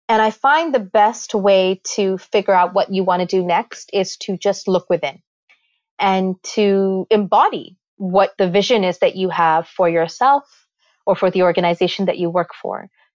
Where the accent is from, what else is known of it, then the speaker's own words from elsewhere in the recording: Karachi, Sindh, Pakistan; also born or lived in Toronto, Canada; now in New York, United States; but I was born in Pakistan in a little clinic in Karachi. And, you know, I moved around quite a bit through the course of my life.